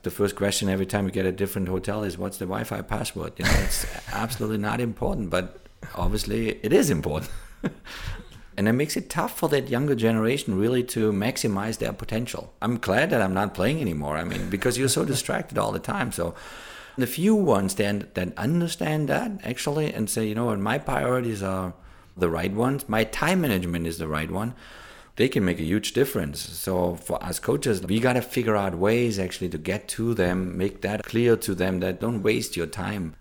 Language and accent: English; Germany; now in United States; where I grew up in Germany